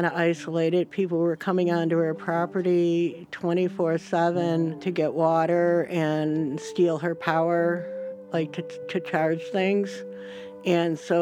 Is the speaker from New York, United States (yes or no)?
yes; New York, United States; now in Olympia, United States; I'm from New York